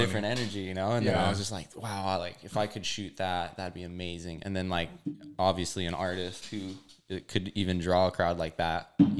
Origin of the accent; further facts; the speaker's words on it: Maui, Hawaii, United States; moved away as an adult; also born or lived in California; I'm from Hawaii